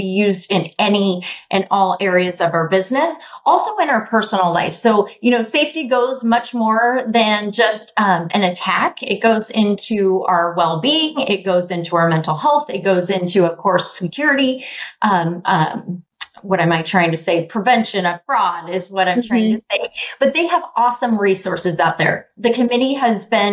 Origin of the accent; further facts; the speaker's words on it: Des Moines, Iowa, United States; I am from Des Moines, Iowa